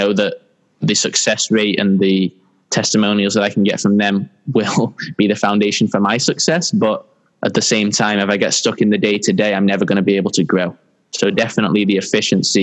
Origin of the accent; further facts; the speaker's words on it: San Diego, California, United States; also born or lived in Manchester, England; I grew up in San Diego, California